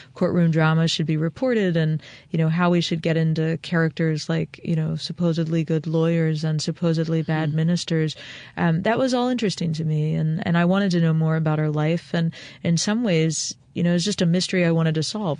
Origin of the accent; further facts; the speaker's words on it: Eastern Shore of Maryland, United States; I was born and raised on the eastern shore of Maryland, and I live one county over from where my parents raised us.